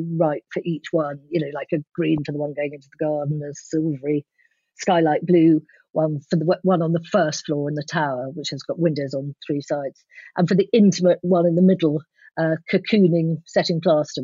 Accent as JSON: {"language": "English", "region": "London", "country": "United Kingdom", "tie": "born or raised there", "moved": "as an adult", "lives_now": "Somerset, United Kingdom", "said": "we very much, all four of us, grew up in London, my husband, my children and me"}